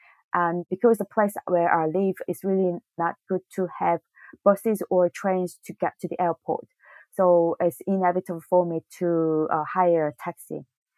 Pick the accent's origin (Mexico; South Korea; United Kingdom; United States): South Korea; English is a second language; So I'm from Korea, and then ask me North or South. And I say South